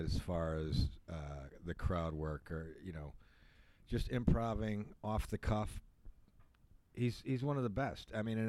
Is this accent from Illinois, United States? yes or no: yes; Chicago, Illinois, United States; moved away as an adult; also born or lived in Clearwater, Florida; now in Florida, United States; I'm from Chicago, but I relocated here back in 94, 95.